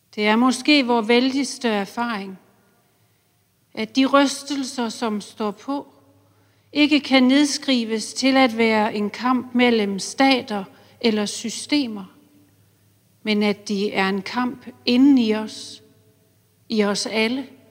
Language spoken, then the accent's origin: Danish; Silkeborg, Central Denmark Region, Denmark; Silkeborg, hvor jeg voksede op.